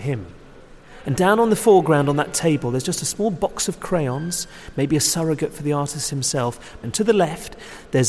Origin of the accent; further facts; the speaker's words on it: United Kingdom; as a British art critic